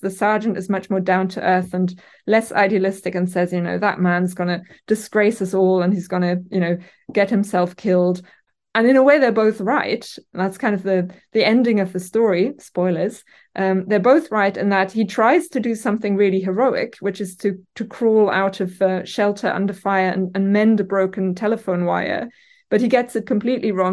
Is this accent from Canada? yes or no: no; Germany; English is a second language; moved away as an adult; now in Newcastle, United Kingdom; by my name and accent, I'm orig-, originally from Germany, um, and have lived here for over a decade now.